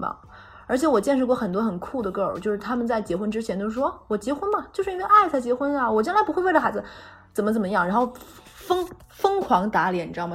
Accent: Northeast China, China; moved away; 可以直接说出我的家乡哈尔滨

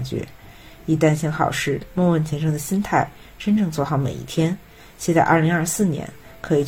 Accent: Beijing, China; 又一次说起这样的开场白。今年我高三了，

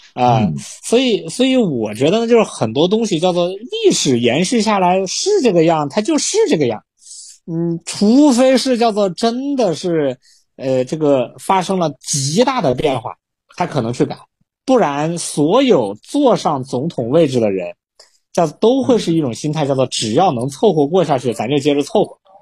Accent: China; 我们中国人

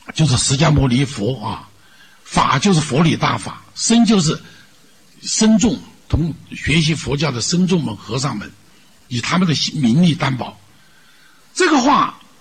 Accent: China; 我们中国人不太信宗教

